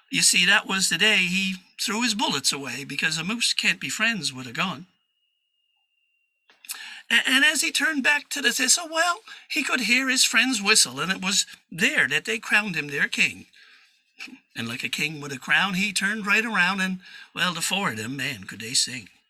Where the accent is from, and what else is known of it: Newfoundland and Labrador, Canada